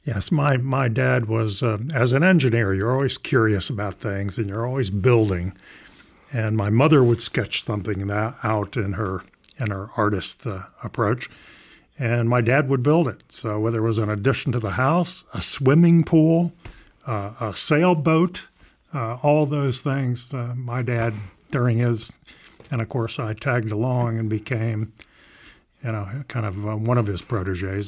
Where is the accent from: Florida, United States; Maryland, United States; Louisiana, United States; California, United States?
Maryland, United States; southern; I grew up in southern Maryland